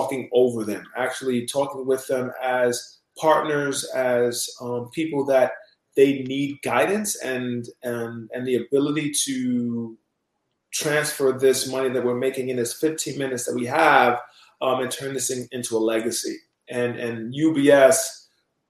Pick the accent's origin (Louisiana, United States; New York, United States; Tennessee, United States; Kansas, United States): New York, United States; New York City; Originally born and raised in New York City